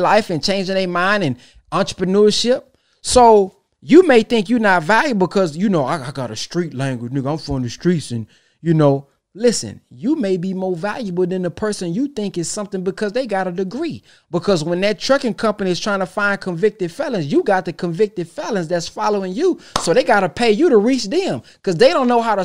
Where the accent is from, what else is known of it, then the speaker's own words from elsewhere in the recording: Texas, United States; I'm from Texas